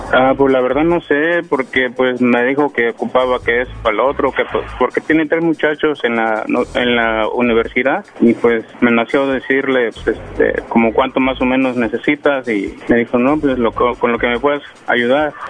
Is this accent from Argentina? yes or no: no; Guerrero, Mexico; yo soy del estado de Guerrero